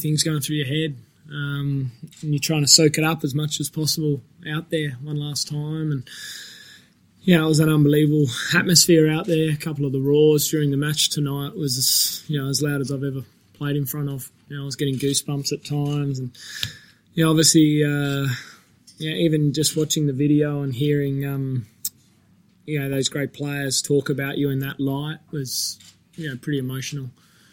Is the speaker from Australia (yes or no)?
yes; Australia; I pride myself on being an Australian